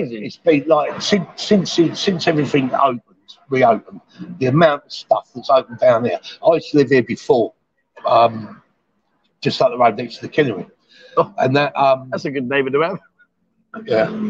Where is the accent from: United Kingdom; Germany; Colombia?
United Kingdom; London; moved away as an adult; now in Pattaya, Thailand; I'm sort of from London